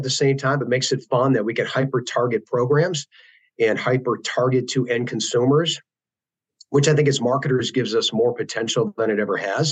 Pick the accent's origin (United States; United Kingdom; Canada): United States; Wisconsin; growing up in Wisconsin